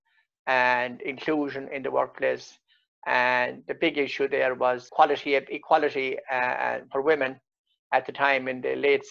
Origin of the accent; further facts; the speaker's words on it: North Clare, Munster, Ireland; I was born outside Cuttafina village in North Clare on the edge of the Burren. I was born into a cottage, 14 of us children. Went to the local national school